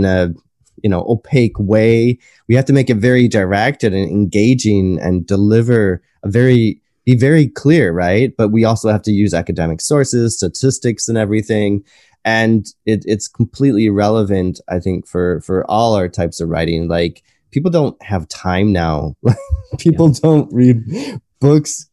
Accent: United States; also born or lived in Bristol; I was American

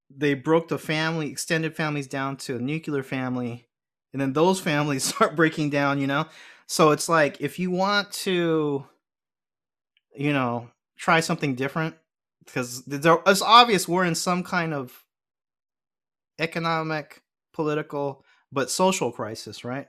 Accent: Los Angeles, California, United States; I'm a L A boy, but I grew up going to temple

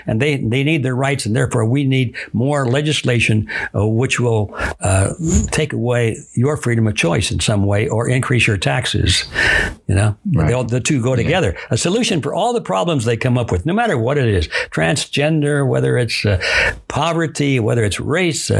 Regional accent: Detroit, Michigan, United States; I was born in Detroit, Michigan

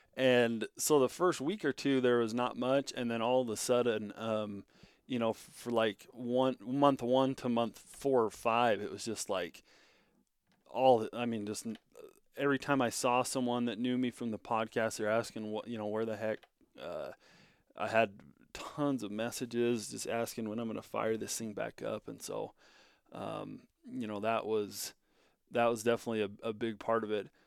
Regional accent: Bunkerville, Nevada, United States; moved away as an adult; now in Powell, Wyoming, United States; moved from southern Nevada, down in my hometown, Bunkerville, Nevada, all the way up to uh, Cody, Wyoming.

